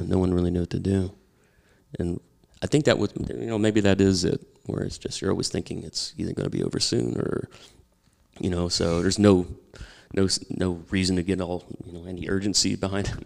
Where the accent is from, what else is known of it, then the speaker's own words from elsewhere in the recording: Oklahoma, United States; moved away; also born or lived in Louisville, Kentucky; I'm from Oklahoma